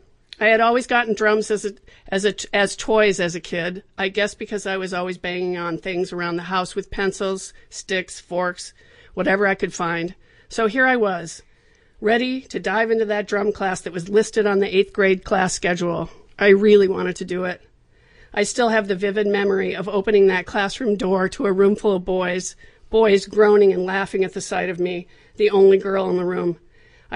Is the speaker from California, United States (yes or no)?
yes; Southern California, United States; Growing up in Southern California, surrounded by the Hollywood business